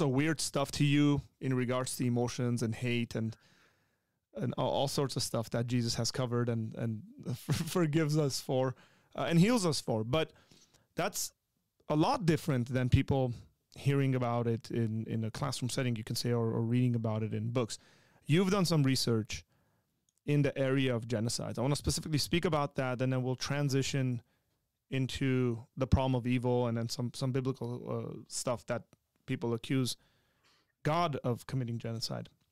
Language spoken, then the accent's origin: English; Armenia; moved away; born and raised in Armenia